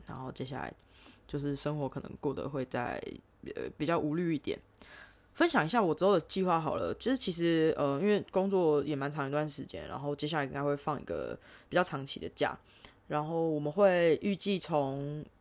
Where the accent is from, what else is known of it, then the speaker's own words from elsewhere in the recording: Taipei, Taiwan; moved away as an adult; also born or lived in Sydney, Australia / Melbourne, Australia; now in Australia; 我在从小在台北长大